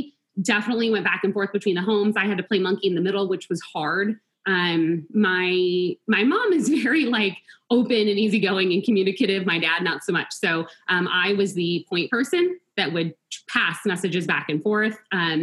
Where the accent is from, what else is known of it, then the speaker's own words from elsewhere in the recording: Tucson, Arizona, United States; also born or lived in Long Island, New York; As a family, we moved from all the way from New York to Arizona, to Tucson